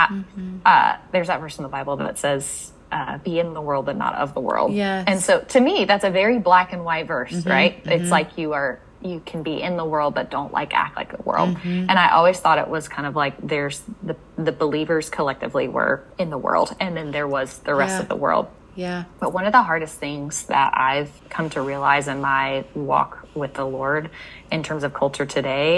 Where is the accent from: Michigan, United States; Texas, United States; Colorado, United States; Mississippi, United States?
Mississippi, United States; moved away as an adult; also born or lived in North Carolina; I grew up in Mississippi, went to college in Mississippi, and thought that I would stay in Mississippi my whole life.